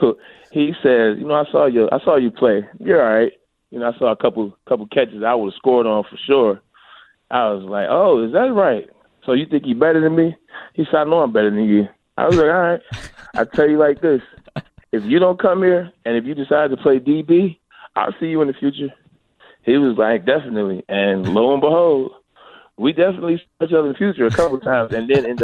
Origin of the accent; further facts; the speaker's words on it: Detroit, Michigan, United States; I'm from Detroit